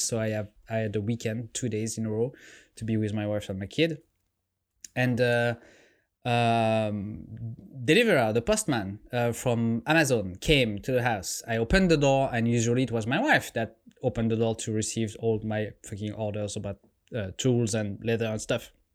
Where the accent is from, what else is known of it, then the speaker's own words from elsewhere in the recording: France; also born or lived in Japan; now in United States; I was French